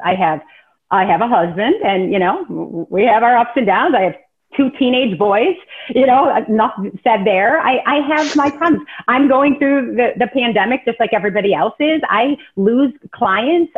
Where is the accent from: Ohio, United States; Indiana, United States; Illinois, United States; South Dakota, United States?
Illinois, United States; Rockford; also born or lived in Chicago, Illinois; I grew up in Rockford, Illinois, which is kind of small kind of town